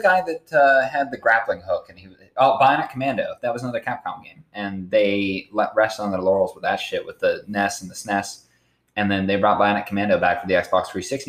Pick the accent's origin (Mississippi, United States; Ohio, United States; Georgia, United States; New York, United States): Ohio, United States; New Philadelphia; moved away; my hometown, which is New Philadelphia, Ohio, you can look it up. Population 14,000.